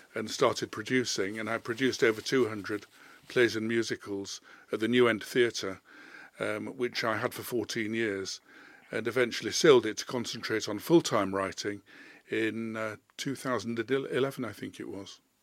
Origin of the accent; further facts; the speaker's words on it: Leeds, Yorkshire and the Humber, United Kingdom; moved away as an adult; also born or lived in London; I was born in Leeds. I was born at Leeds Maternity Hospital in Hyde Terrace, which I think no longer exists. So I've lived in Leeds most of my life